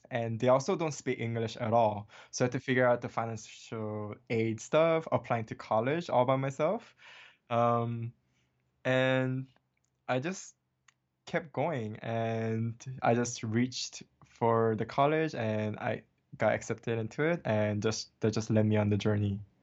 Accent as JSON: {"language": "English", "region": "Hawaii", "country": "United States", "tie": "born or raised there", "also_born_or_lived": "Seoul, South Korea", "second_language": "English", "moved": "as an adult", "lives_now": "Los Angeles, United States", "said": "born in Seoul, South Korea, and I was raised in Hawaii, um, since I was eight years old"}